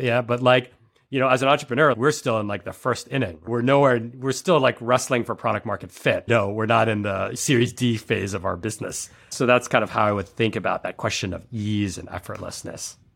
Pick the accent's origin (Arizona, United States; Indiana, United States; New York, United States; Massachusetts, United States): New York, United States; New York City; I was born in New York City, and I went to private school